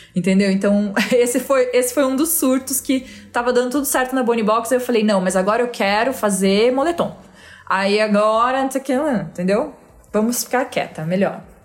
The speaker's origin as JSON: {"language": "Portuguese", "town": "Araraquara", "region": "São Paulo", "country": "Brazil", "moved": "as an adult", "lives_now": "São Paulo, Brazil", "said": "Eu vim de Araraquara"}